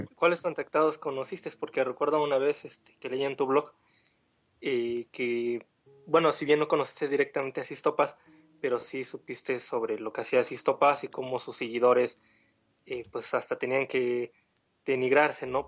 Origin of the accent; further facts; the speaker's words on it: Mexico; mi país, México